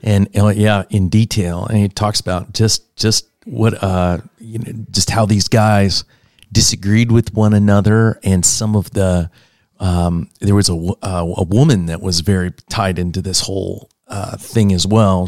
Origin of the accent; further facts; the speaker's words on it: Pennsylvania, United States; I'm from Pennsylvania, so I understand the Quaker